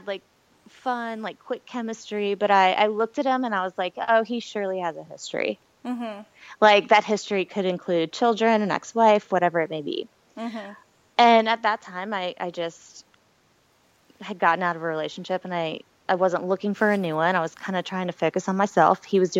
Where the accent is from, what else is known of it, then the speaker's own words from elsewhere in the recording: Wilmington, North Carolina, United States; now in Charleston, United States; once I turned 25, I moved to Charleston from Wilmington, North Carolina. Mm-hmm. And so I've always been on the coast.